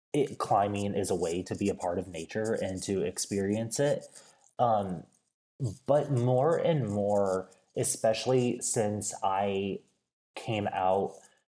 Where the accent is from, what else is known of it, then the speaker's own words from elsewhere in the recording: Midwest, United States; But growing up in the Midwest, I had access to the outdoors, but it was a very different type of outdoors experience than what I have now.